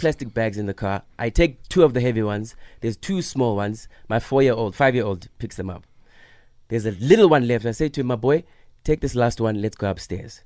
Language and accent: English; South Africa; as a South African act, because I speak English